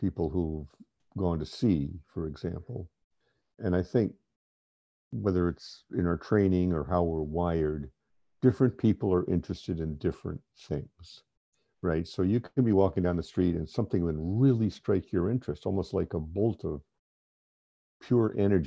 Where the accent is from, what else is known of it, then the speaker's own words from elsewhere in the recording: East Coast of the U.S., United States; I grew up in the East Coast of the U.S.